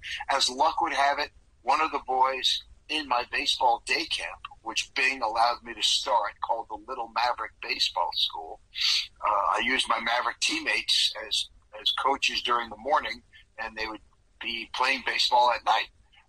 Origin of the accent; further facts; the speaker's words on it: Massapequa, New York, United States; moved away as an adult; now in Portland, United States; I still live here. I mean, I grew up on Long Island and went to college eventually in upstate New York, but Oregon's been home since the 70s.